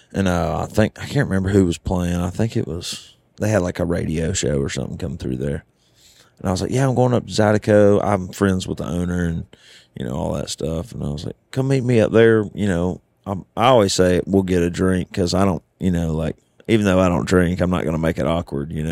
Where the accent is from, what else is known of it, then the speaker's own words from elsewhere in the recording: the South, United States; now in Nashville, United States; I'm from the South